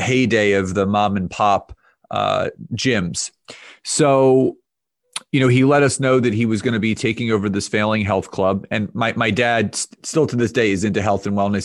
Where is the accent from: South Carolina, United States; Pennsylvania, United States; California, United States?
Pennsylvania, United States; Conshohocken; I, uh, grew up in, in the suburbs of Philadelphia in an area called Conshohocken.